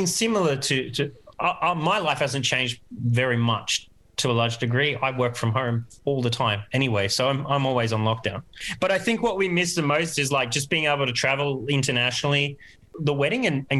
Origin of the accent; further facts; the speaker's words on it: Australia; now in Brazil; me being Australian